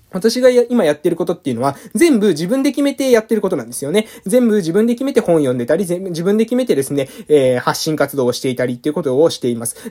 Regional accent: Amami Ōshima, Kagoshima, Japan; moved away; 地元に帰ってきた

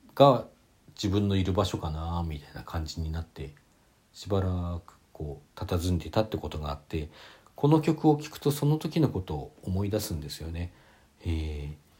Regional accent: Hakodate, Hokkaido, Japan; 私、同じ北海道でも函館で

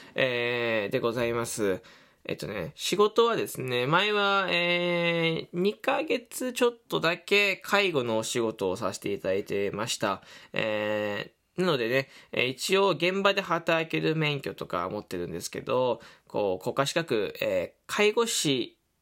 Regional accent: Fukuoka, Japan; 福岡出身です

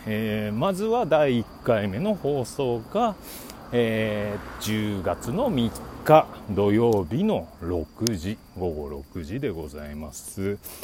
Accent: Obihiro, Hokkaido, Japan; moved away; 僕ね、え出身が北海道帯広市というとこなんですが

